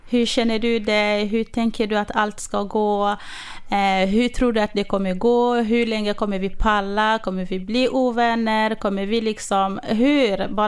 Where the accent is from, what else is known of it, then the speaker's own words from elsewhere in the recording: Örnsköldsvik, Västernorrland County, Sweden; now in Västerås, Sweden; jag är uppvuxen i Övik och eh, bor idag i Västerås.